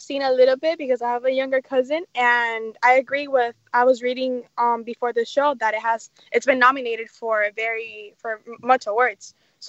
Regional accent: Miami, Florida, United States; Hey, welcome back. … from Miami, and you're listening to Kids First Coming Attractions.

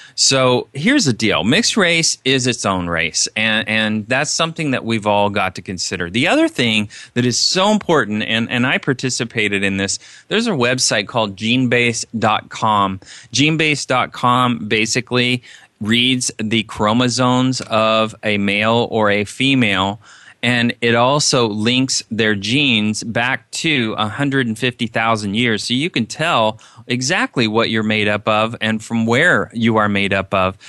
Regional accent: Indiana, United States; I'm Caucasian from Indiana

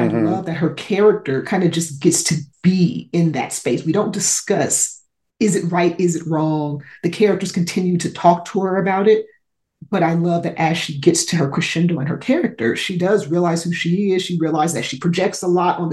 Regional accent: Los Angeles, California, United States; I grew up in South Central

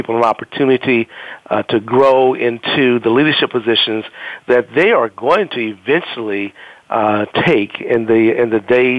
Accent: Mississippi, United States; moved away as an adult; also born or lived in California; now in San Diego, United States; I'm originally from the state of Mississippi. I was born and raised in Mississippi

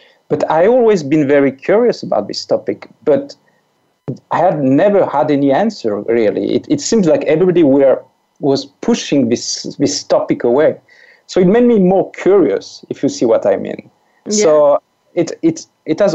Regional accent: France; accent: French; English is a second language; I'm French. So this weird accent that your listeners may hear is a French accent

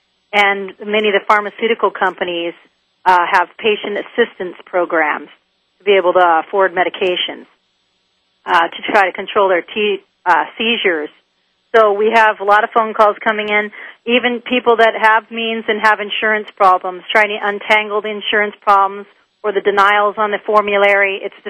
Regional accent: Southern California, United States; I grew up in Southern California

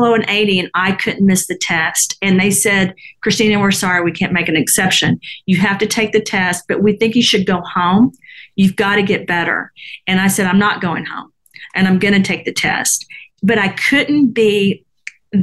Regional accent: the South, United States; I was from the South

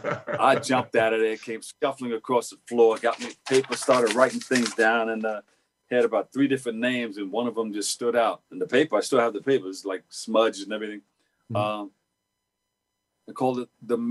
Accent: New York City, New York, United States; the neighborhood where I grew up in Queensbridge

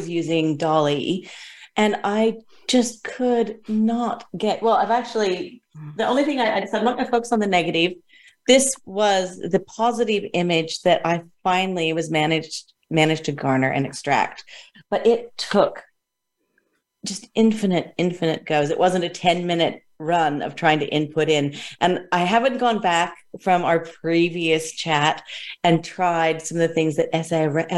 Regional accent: Greensburg, Kansas, United States; Indeed, I am. I was born and bred in Kansas, smack dab in the middle in Greensburg.

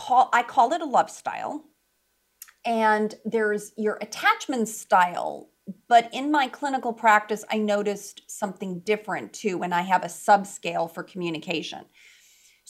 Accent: Chicago, Illinois, United States; moved away as an adult; also born or lived in California; I moved out actually from Chicago, which is where I was born and raised, to California

